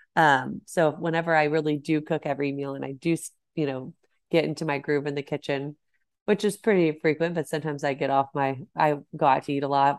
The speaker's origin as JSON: {"language": "English", "town": "Celina", "region": "Texas", "country": "United States", "tie": "born or raised there", "said": "I grew up in Salina, Texas, which is north of Dallas."}